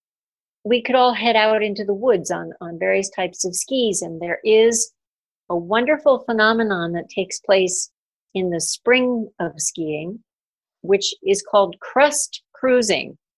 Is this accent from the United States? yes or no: yes; New England, United States; I grew up in New England